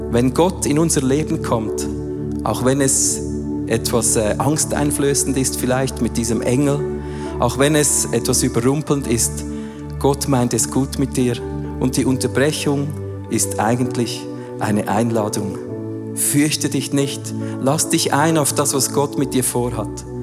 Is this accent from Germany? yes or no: no; Switzerland; Wir haben es zum Teil noch gerne, vor allem als Schweizer, wenn alles schön der Reihe nach aufgegliedert ist und wir wissen von Punkt A zu Punkt B, oder?